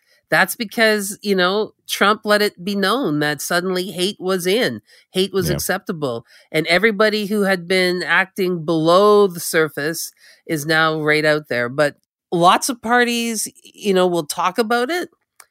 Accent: Canada; from the Mi'kmaq Nation.

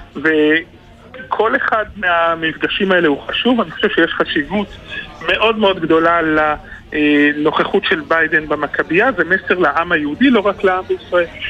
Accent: Israel

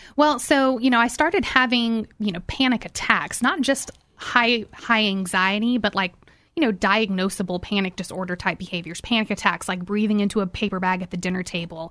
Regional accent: Houston, Texas, United States; I grew up here in Houston, actually in Bel Air.

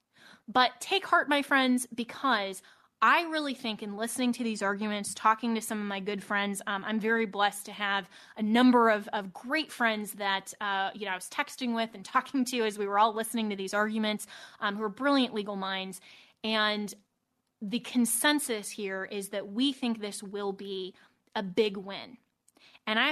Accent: Colorado, United States; moved away; my home state of Colorado

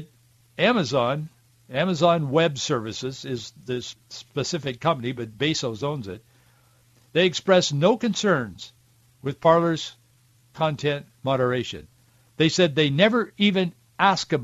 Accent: Yakima Valley, Washington, United States; growing up in the Yakima Valley

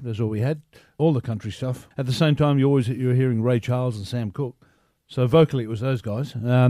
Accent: Alice Springs, Northern Territory, Australia; born and raised in Alice Springs

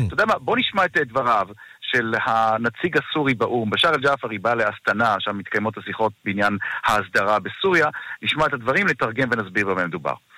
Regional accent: Israel; לנו כישראלים

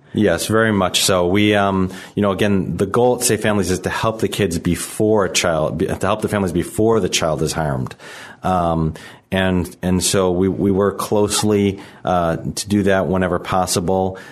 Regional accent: Chicago, Illinois, United States; I'm from Chicago. I, I grew up here in the city.

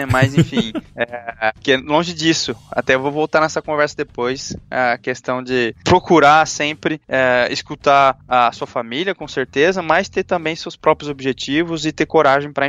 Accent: northwest Paraná, Brazil; moved away as an adult; now in France; sou paranaense, do noroeste do Paraná, da Grande Autônia.

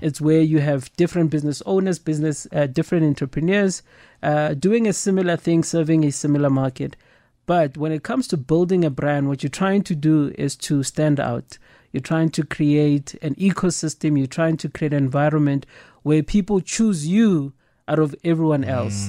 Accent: Soweto, Gauteng, South Africa; coming from the township, I grew up in Soweto

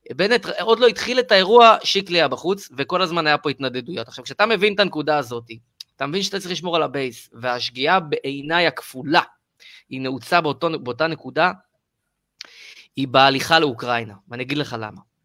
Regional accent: Israel

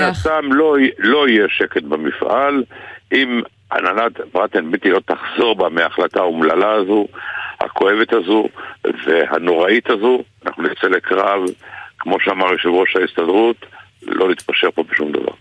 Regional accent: Israel; אנחנו גדלנו יחד באותה עיר

